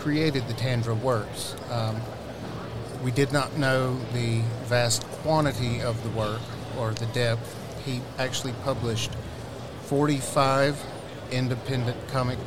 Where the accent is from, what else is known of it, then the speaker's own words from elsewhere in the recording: McNairy County, Southwest Tennessee, United States; I grew up in Southwest Tennessee, McNary County, and moved off to college